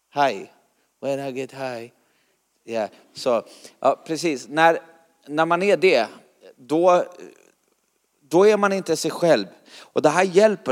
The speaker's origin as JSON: {"language": "Swedish", "country": "Sweden", "said": "jag kommer från Sverige"}